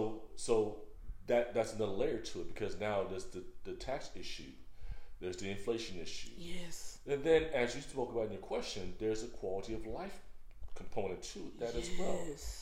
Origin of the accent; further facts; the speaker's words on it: Bay Area, California, United States; moved away; And in California, in where I was from the Bay Area.